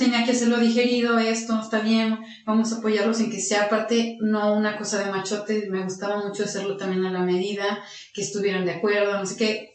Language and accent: Spanish; Aguascalientes, Mexico; soy de Aguascalientes, estudié aquí la todo secundaria, universidad, la preparatoria